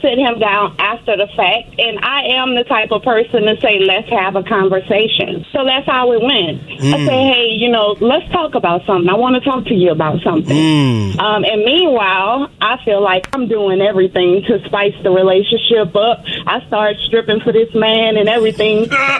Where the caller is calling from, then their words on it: Memphis, Tennessee, United States; I'm calling from Memphis.